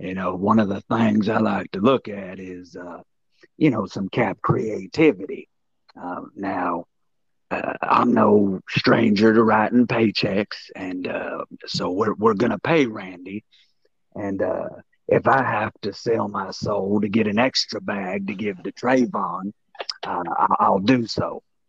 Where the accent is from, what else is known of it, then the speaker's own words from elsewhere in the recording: Arkansas, United States; we're my family, we're from Arkansas, okay?